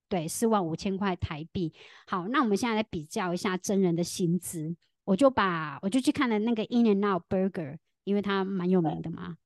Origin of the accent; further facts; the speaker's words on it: Tainan, Taiwan; 在台湾，我的家乡台南，我们已经有超先进，我们早在二零二零年的时候非常先进。我们民权路上就已经出现了机器人手臂咖啡